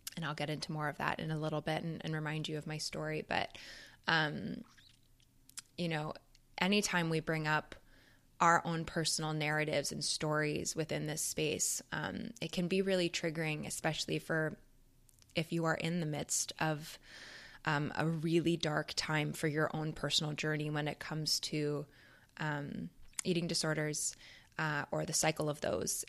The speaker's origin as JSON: {"language": "English", "country": "Canada", "moved": "as an adult", "lives_now": "United States", "said": "being a Canadian"}